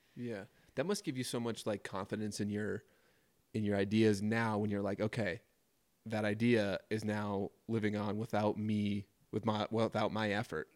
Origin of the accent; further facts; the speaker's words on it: suburbs of Minneapolis, Minnesota, United States; moved away as an adult; now in Jackson, United States; Taylor and I both grew up in suburbs of Minneapolis